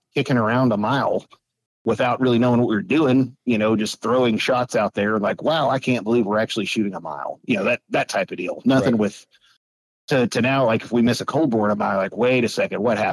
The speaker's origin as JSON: {"language": "English", "town": "Weatherford", "region": "Texas", "country": "United States", "tie": "born or raised there", "said": "I grew up in Weatherford, Texas"}